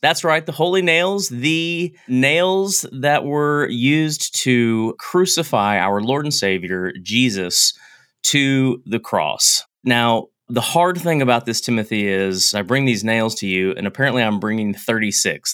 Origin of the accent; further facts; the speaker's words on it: United States; I'm American